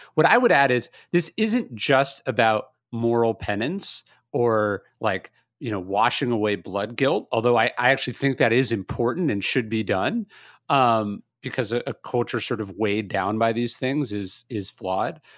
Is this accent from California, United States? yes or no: yes; California, United States; moved away; also born or lived in the South; I'm from California. I now live in the South